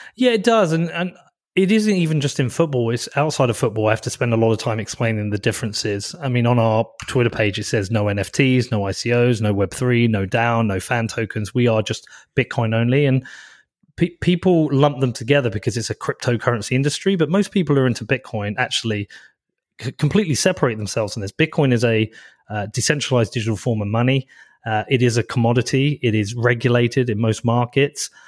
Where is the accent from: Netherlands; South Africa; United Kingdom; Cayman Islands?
United Kingdom; Bedford, East of England; I'm from Bedford. So this, I'm in Bedford right now. This has so much meaning to me. I've lived here my whole life.